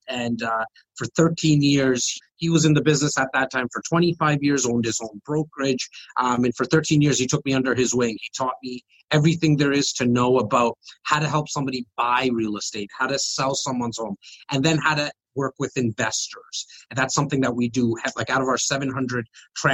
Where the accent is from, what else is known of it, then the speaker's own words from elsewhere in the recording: Toronto, Ontario, Canada; I'm born and raised here